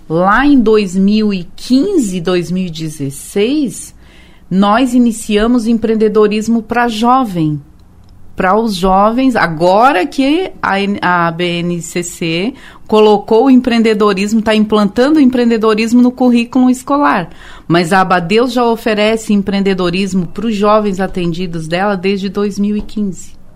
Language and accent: Portuguese; Tubarão, Santa Catarina, Brazil; moved away; Eu sou de Tubarão, eu nasci lá em Capivari né? Era bairro de Tubarão.